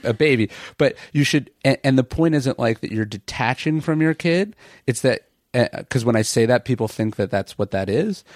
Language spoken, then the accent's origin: English; Sacramento, California, United States; I grew up in Sacramento